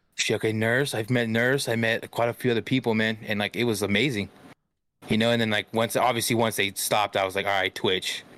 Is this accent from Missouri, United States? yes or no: no; Stockton, California, United States; I'm from Stockton.